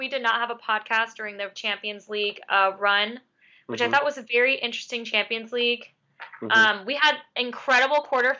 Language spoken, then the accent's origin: English; United States; I'm American.